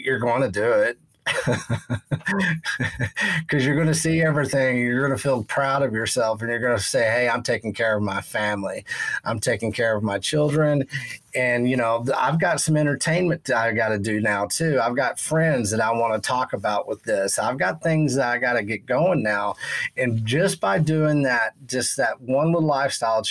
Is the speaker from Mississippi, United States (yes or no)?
no; West Texas, United States; growing up in Texas, West Texas, and knowing cattle and agriculture